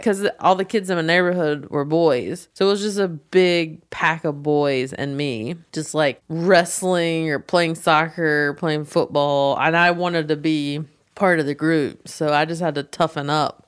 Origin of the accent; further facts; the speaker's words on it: the South, United States; moved away as an adult; now in Los Angeles, United States; I was growing up in the South and it's a more conservative area